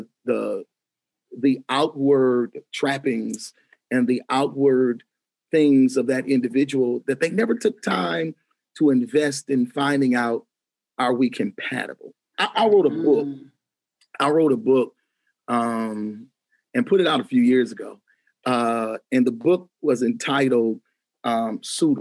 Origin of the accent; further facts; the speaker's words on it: Grand Rapids, Michigan, United States; the Grand Rapids Symphony Orchestra actually gives an award away every February to a community leader in my hometown